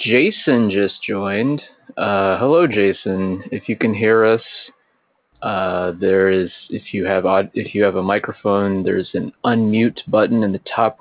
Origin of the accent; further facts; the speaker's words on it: Cincinnati, Ohio, United States; I am from Cincinnati, Ohio.